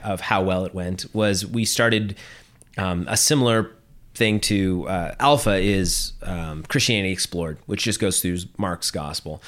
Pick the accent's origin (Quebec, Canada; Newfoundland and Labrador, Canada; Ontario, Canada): Ontario, Canada; Ottawa; moved away as an adult; also born or lived in Toronto; now in Halifax, Canada; growing up in Ottawa